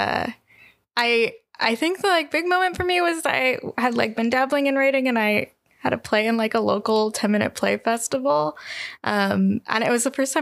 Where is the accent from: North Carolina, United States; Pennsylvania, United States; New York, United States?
Pennsylvania, United States; Pittsburgh; living in my hometown of Pittsburgh